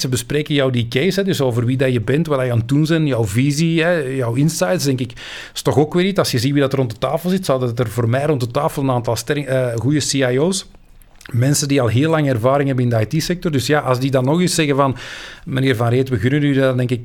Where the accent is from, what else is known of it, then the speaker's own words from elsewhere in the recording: Belgium; wij als Belg